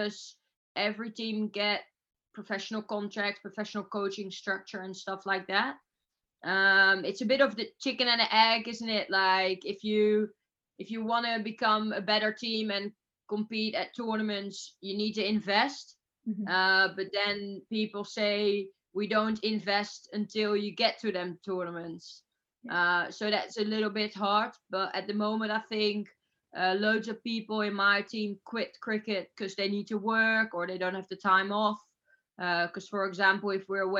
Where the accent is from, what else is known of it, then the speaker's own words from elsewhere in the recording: Netherlands; I'm from Holland.